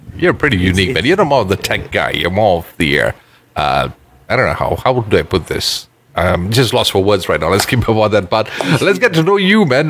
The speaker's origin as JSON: {"language": "English", "town": "Ipoh", "region": "Perak", "country": "Malaysia", "tie": "born or raised there", "moved": "yes", "lives_now": "Kuala Lumpur, Malaysia", "said": "when I was growing up there, almost every house had a mango tree"}